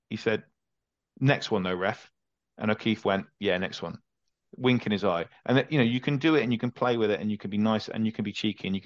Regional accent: England, United Kingdom; also born or lived in near Lydney, Gloucestershire; as an Englishman

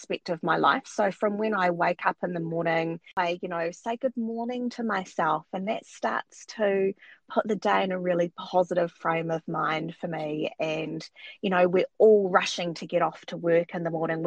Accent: New Zealand; also born or lived in Wellington, New Zealand; I live in New Zealand, in the capital, which is Wellington.

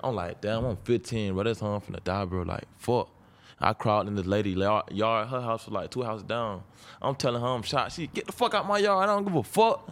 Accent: Jacksonville, Florida, United States; I'm from Jacksonville, north side of Jacksonville

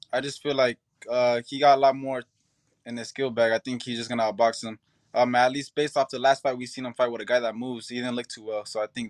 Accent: Upland, California, United States; I mean, I was born here in the United States, in Upland. But my father got Nicaragua blood in him and my mom got Mexican blood in her.

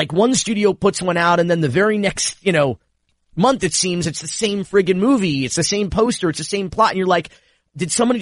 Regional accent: Miami, Florida, United States; also born or lived in Fort Myers, Florida; I'm a native Floridian. I was born in Fort Myers, and a lifelong Miamian.

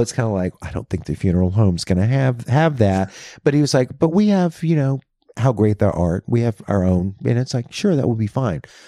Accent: Louisiana, United States; moved away; also born or lived in New York / Los Angeles; that's my home state

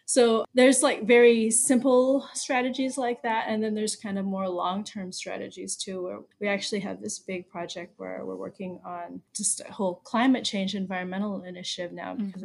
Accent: Baltimore, Maryland, United States; moved away as an adult; now in Panama; I was born and raised in Baltimore, Maryland, and I lived there almost my whole life until 2018 when we moved here.

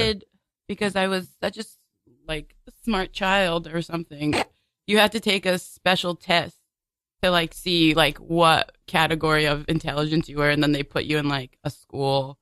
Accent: New York City, New York, United States; I grew up in Bay Ridge

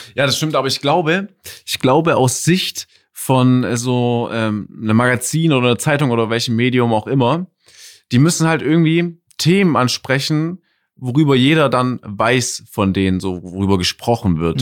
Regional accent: Stuttgart, Baden-Württemberg, Germany; ich komme aus Stuttgart. So, hier betont man manche Dinge anders. Ich sag auch 40 mit Ö gefühlt

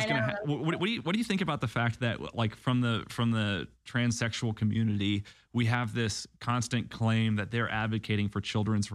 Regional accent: Illinois, United States; moved away; also born or lived in Nashville; I grew up in Illinois

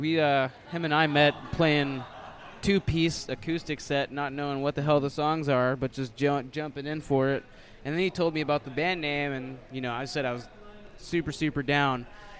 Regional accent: the South, United States; Nah, man. I'm from the South. Mama taught me how not to kiss and tell.

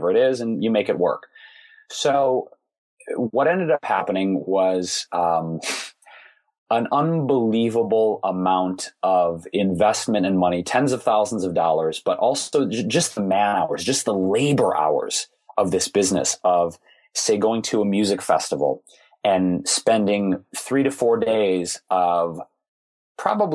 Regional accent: Detroit, Michigan, United States; Growing up in Detroit, most everybody worked for one of the big three automakers.

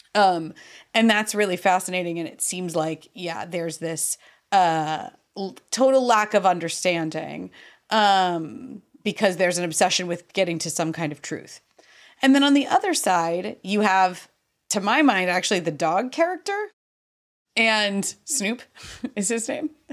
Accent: United States; I'm so American

